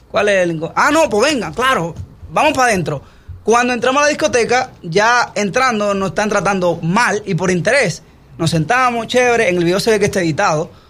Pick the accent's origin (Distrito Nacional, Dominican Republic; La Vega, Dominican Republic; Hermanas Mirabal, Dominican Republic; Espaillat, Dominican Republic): Espaillat, Dominican Republic; Moca; moved away as an adult; also born or lived in Puerto Rico / Los Angeles; Bueno, yo soy de Moca, República Dominicana. Eh, allá hice... Provincia Espaillat. Provincia Espaillat. Bien. allá fue que me me crié, antes de irme a vivir fuera del país.